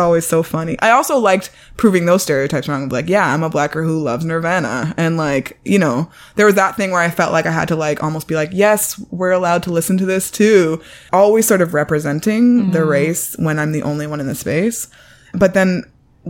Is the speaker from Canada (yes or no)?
yes; Toronto, Ontario, Canada; also born or lived in Washington, D.C. (Howard University); I grew up in High Park Junction area of Toronto